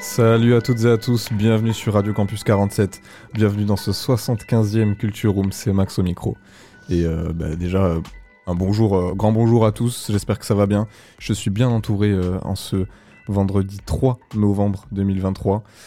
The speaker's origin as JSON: {"language": "French", "town": "Agen", "region": "Nouvelle-Aquitaine", "country": "France", "said": "je viens d'Agen aussi"}